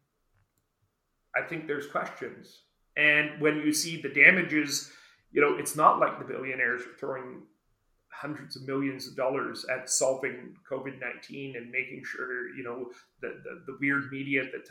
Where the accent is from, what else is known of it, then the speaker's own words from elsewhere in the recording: Brantford, Ontario, Canada; now in New Brunswick, Canada; I grew up near Brantford, where one of the last residential schools was still operating